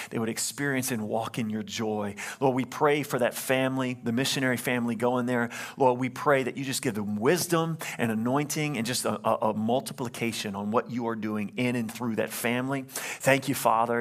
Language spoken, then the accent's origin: English; Louisiana, United States; I'm from Louisiana